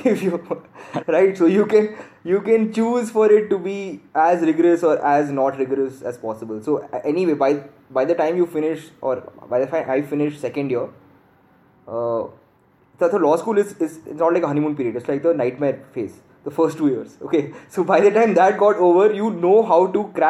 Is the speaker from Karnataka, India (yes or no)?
yes; Bangalore, Karnataka, India; moved away as an adult; also born or lived in Gurgaon; I'm from Bangalore, my family's from Bangalore.